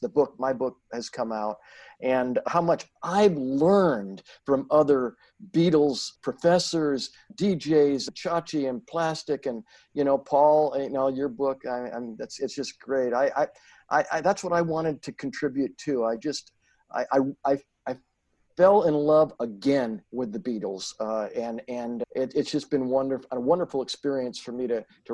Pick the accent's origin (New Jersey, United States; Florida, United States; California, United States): California, United States; Santa Barbara; the street that I grew up on in Santa Barbara